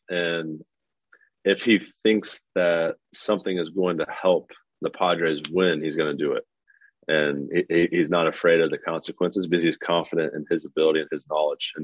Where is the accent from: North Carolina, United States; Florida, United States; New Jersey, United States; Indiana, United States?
Indiana, United States; Lafayette; I've born and raised in Lafayette, Indiana